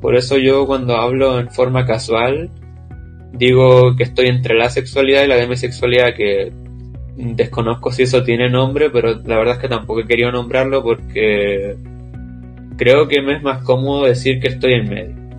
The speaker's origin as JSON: {"language": "Spanish", "country": "Chile", "said": "soy de Chile, tengo 17"}